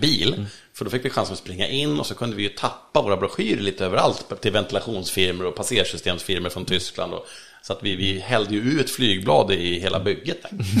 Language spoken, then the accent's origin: Swedish; Sweden; i skärgården där jag kommer ifrån